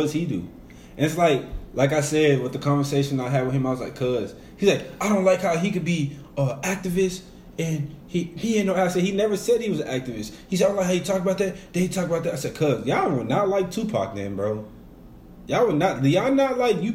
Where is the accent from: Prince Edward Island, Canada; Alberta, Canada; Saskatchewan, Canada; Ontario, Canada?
Ontario, Canada; Toronto; moved away; I was raised in Toronto